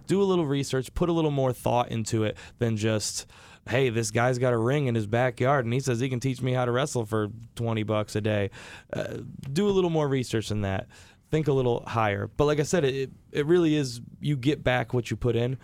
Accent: Rochester, New York, United States; born and raised in Rochester

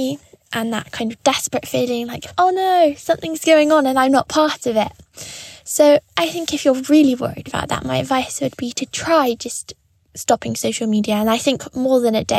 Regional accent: London, United Kingdom; I'm 17 years old and I'm from London.

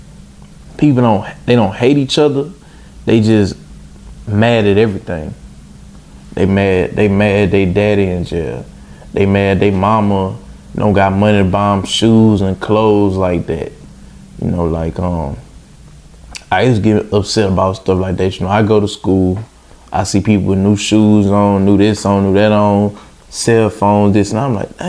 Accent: Baton Rouge, Louisiana, United States; I'm from Baton Rouge, Louisiana

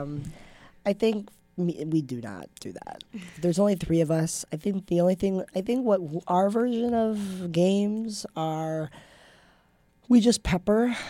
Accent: Minnesota, United States; moved away; I grew up in Minnesota. So I went to the Pav a lot growing up, watching volleyball

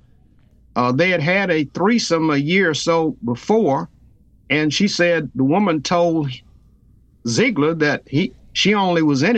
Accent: Louisiana, United States; near my hometown a voodoo cult

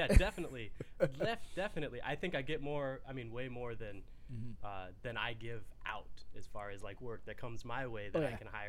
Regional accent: Fort Worth, Texas, United States; moved away; But I grew up in Fort Worth in Texas

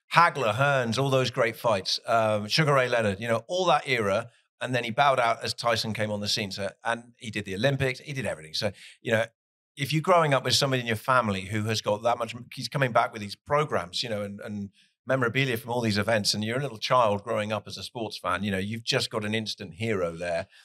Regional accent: Plymouth, South West England, United Kingdom; moved away as an adult; now in Nashville, United States; I'm from Plymouth in the UK. We're a Division 3 team. We've never been in the Premier League, but I support them because that's my hometown

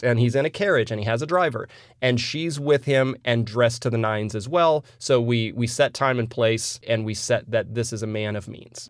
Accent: United States; I'm an American

